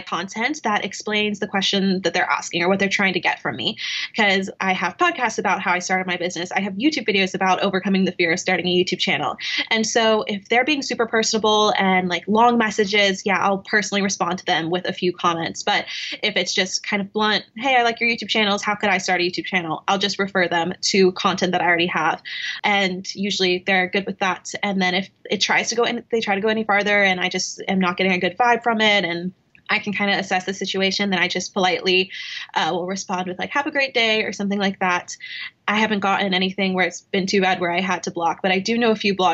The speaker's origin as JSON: {"language": "English", "town": "Knoxville", "region": "Tennessee", "country": "United States", "tie": "born or raised there", "said": "Growing up in Knoxville, Tennessee, it's not a big influencer market"}